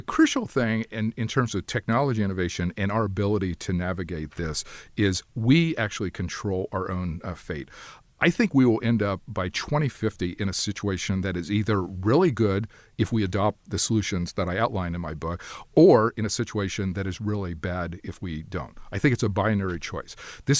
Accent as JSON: {"language": "English", "region": "Ohio", "country": "United States", "tie": "born or raised there", "said": "my mother worked at the university, Miami University of Ohio, where I grew up, because I grew up outside of Cincinnati."}